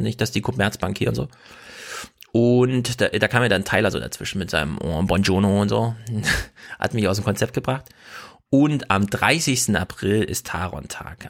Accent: Jena, Thuringia, Germany; ich komme ja aus Jena

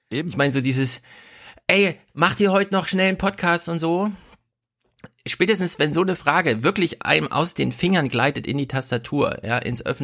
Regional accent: Thuringia, Germany; als Thüringer bin ich

